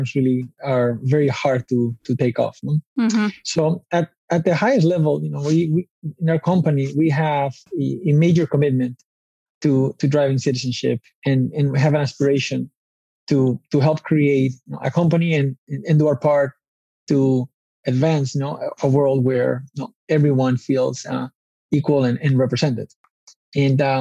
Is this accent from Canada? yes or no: no; Spain; moved away as an adult; now in United States; I grew up in Spain, and my father's from Spain. My mother's from the United States